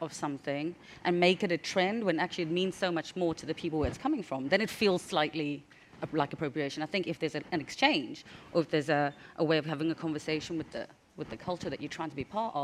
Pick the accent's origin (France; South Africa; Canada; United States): South Africa; I'm from South Africa, where we had no opportunity to be anywhere near luxury brands at all. I'm from apartheid South Africa.